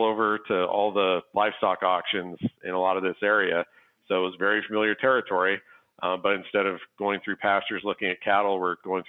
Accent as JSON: {"language": "English", "town": "Scottsbluff", "region": "Nebraska", "country": "United States", "tie": "born or raised there", "said": "my hometown, Scottsbluff and Gearing, Nebraska"}